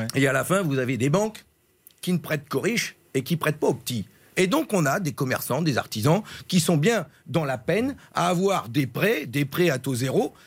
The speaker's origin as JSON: {"language": "French", "area": "Ch'ti", "region": "Hauts-de-France", "country": "France", "said": "je suis un ch'ti, je sais d'où je viens"}